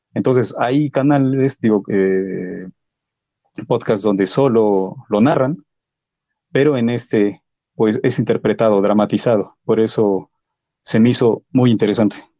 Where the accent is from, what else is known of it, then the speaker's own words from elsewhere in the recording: Mexico; soy mexicano